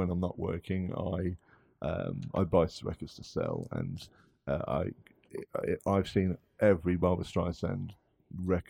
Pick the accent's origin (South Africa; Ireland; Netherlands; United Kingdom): United Kingdom; England; I'm English, I'm from England.